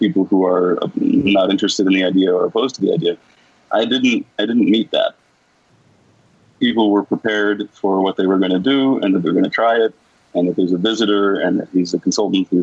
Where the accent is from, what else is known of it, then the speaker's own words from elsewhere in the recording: United States; I'm American. I'm from a different culture